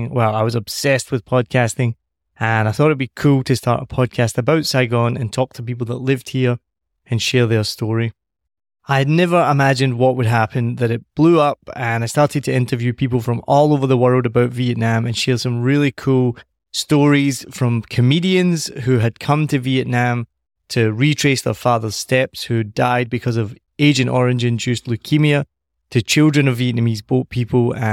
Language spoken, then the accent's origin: English; Bavaria, Germany; English is a second language; Bavaria is kind of very different. It's not. They almost feel like they're not part of Germany. Is that right? Absolutely. Like when I say, "Yeah, I'm from Bavaria,"